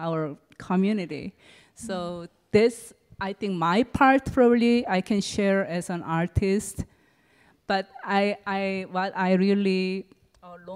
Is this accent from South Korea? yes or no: yes; Seoul, South Korea; moved away; also born or lived in California; I was born and raised up in Seoul, Korea.